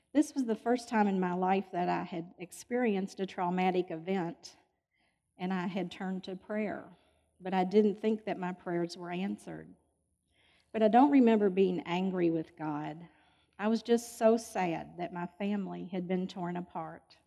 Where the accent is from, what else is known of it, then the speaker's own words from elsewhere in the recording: Louisville, Kentucky, United States; I was born in Louisville and I've lived here all my life.